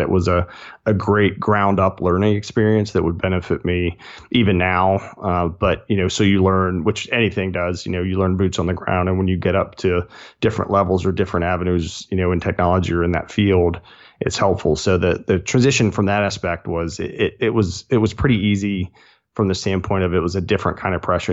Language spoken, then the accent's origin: English; Chesterfield County, central Virginia near Richmond, United States; moved away as an adult; also born or lived in Charlottesville, Virginia; now in Blacksburg, United States; really grew up in central Virginia near Richmond, uh, just south of there.